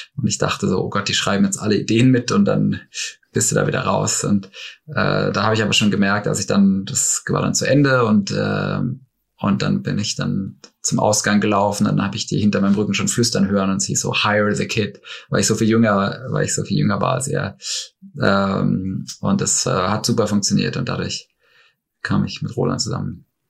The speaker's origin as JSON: {"language": "German", "area": "Black Forest, near Baden-Baden", "region": "Baden-Württemberg", "country": "Germany", "also_born_or_lived": "Munich", "moved": "yes", "said": "ich komme ursprünglich aus dem Schwarzwald, aus einem kleinen Ort in der Nähe von Baden-Baden"}